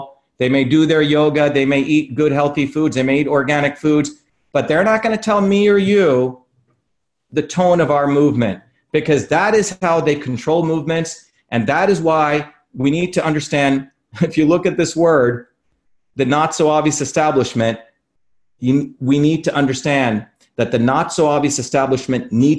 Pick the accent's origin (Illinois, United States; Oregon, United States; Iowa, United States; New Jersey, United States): New Jersey, United States; my service back to working class folks who I grew up in New Jersey.